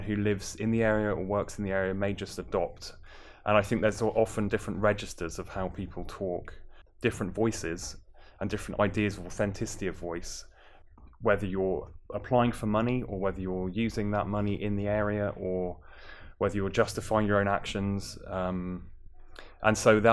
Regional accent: Plymouth, South West England, United Kingdom; moved away as an adult; I'm from Plymouth originally

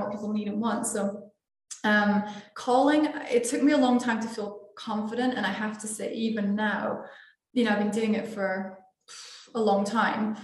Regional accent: Scotland, United Kingdom; now in Portugal; I'm from Scotland

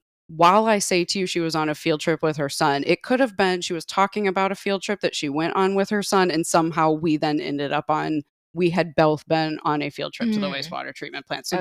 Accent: Indiana, United States; one of the cool things about growing up in Northwest Indiana is a lot of our field trips involve the Indiana Dunes

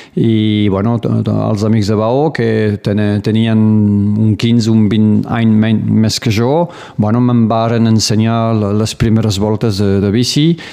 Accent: Baho, Occitania, France; moved away as an adult; also born or lived in Perpignan; now in Conflent, France; Vaig néixer al Riberal, doncs a Perpinyà directament, i després eh, de tota la vida, fins a que tingués 18 o 20 anys, eh, vaig viure doncs, al poble de Bau, al Riberal

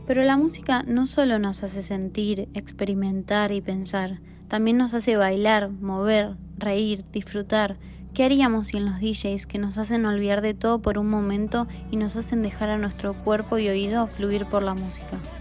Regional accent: Uruguay; soy DJ uruguayo

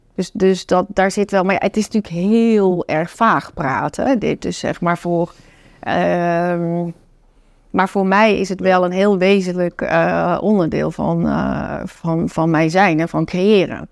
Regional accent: North Brabant, Netherlands; also born or lived in China; Ik kom uit Brabant, mijn oma woonde bij mij in.

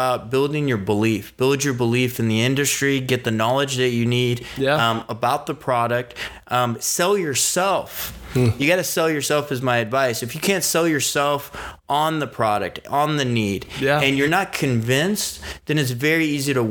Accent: San Diego, California, United States; born or raised there; also born or lived in Iran

